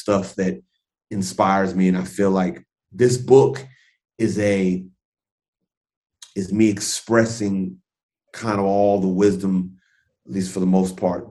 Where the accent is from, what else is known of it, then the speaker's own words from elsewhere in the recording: Los Angeles, California, United States; I'm born and raised in Los Angeles